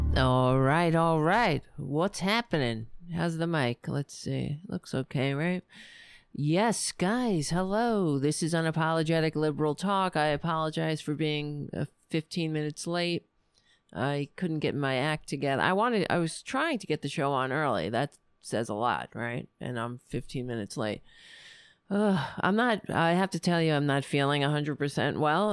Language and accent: English; New York, United States; I'm from New York.